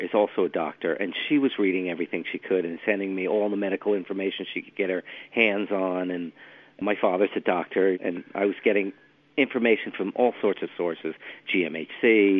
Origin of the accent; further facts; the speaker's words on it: Westhampton, New York, United States; moved away; I grew up in West Hampton. My parents live in West Hampton, yeah. That's where I grew up.